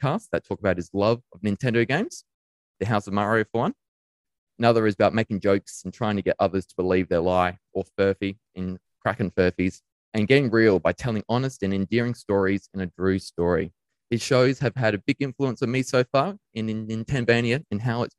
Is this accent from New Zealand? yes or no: no; Lucindale, South Australia, Australia; now in Adelaide, Australia; I grew up in Lucendale in the southeast